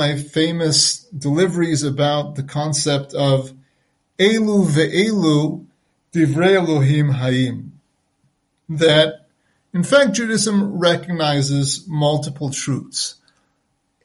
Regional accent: United States; first language French; English is a second language; moved away; My first tongue, my native tongue, was actually French. And I learned English fairly quickly as I started kindergarten, nursery school, even before then, in the United States where I was born

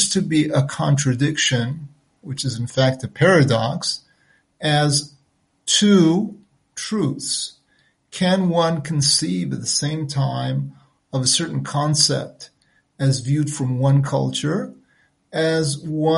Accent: United States; first language French; English is a second language; moved away; My first tongue, my native tongue, was actually French. And I learned English fairly quickly as I started kindergarten, nursery school, even before then, in the United States where I was born

